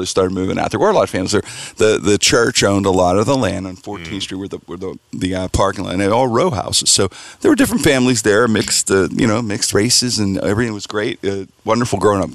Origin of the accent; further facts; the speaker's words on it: Pittsburgh, Pennsylvania, United States; We grew up in the Strip